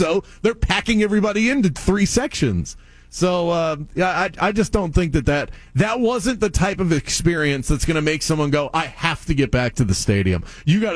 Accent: South Florida, United States; growing up in South Florida and then coming here

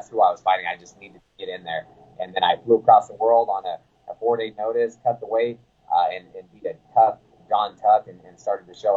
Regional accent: Sacramento, California, United States; I'm from Sacramento

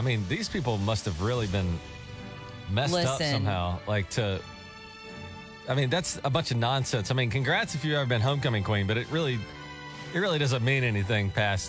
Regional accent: Gulf Coast, United States; also born or lived in Nashville; now in Tulsa, United States; I grew up in the Gulf Coast.

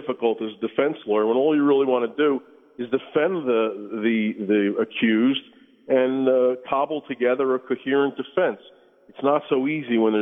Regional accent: United States; as an American

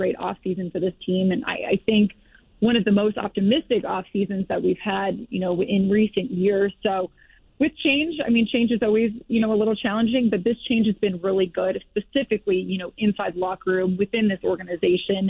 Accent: Florida, United States; moved away as an adult; also born or lived in Wausau, Wisconsin; now in Denver, United States; I'm born and raised in Florida

